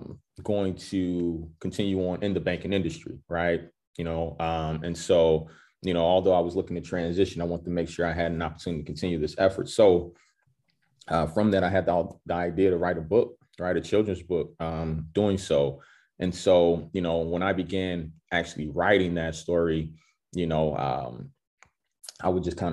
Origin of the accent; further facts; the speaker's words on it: University City, Missouri, United States; I'm from University City, U City